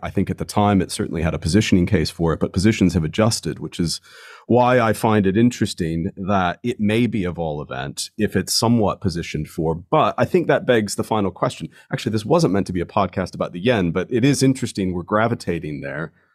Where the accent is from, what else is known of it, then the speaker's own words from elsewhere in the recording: United States; now in London, United Kingdom; being an American